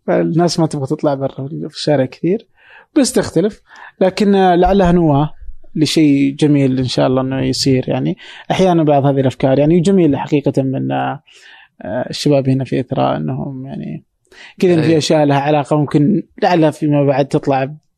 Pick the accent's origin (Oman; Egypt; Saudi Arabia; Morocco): Saudi Arabia; عندنا في السعوديه او في الخليج